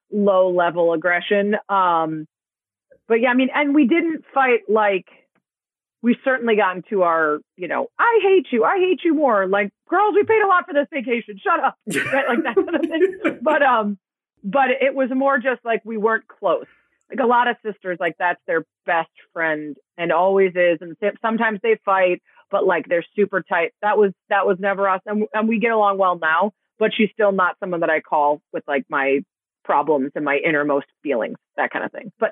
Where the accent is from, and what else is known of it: Chicago, Illinois, United States; born or raised there